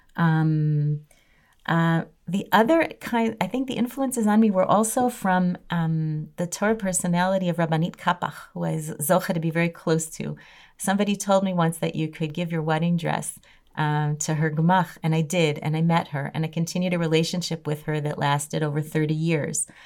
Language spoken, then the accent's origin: English; Chicago, Illinois, United States; moved away; I grew up in Chicago